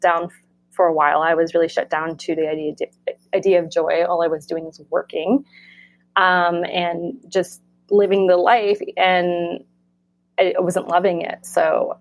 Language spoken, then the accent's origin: English; Florida, United States; moved away as an adult; also born or lived in New York; now in California, United States; where I grew up in Florida